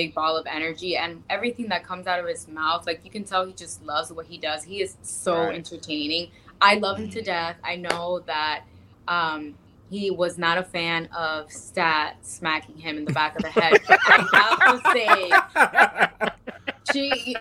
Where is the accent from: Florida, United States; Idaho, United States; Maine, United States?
Florida, United States; Miami; in Miami, in my hometown